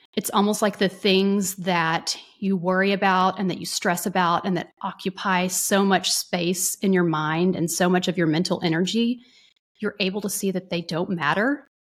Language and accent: English; North Texas, United States; also born or lived in Dallas; I grew up in a small-ish Texas town, city slash city in North Texas